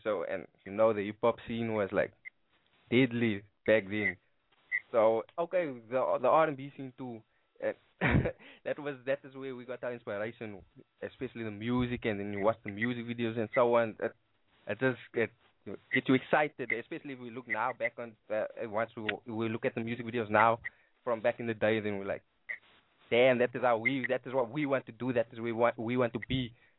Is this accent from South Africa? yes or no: yes; Cape Town, Western Cape, South Africa; I was born and raised in Cape Town, in South Africa, obviously, the Western Cape.